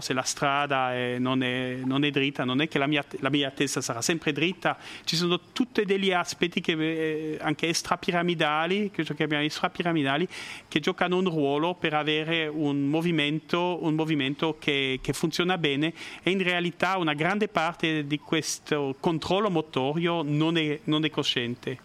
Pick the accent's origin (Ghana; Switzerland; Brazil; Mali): Switzerland; La Chaux-de-Fonds, Neuchâtel; Italian is a second language; also born or lived in Biel/Bienne / Bern / United States; now in Lugano, Switzerland; all'origine sono svizzero-francese, nato a La Chaux-de-Fonds eh, nel canton di Neuchâtel, eh, ho vissuto a Bienne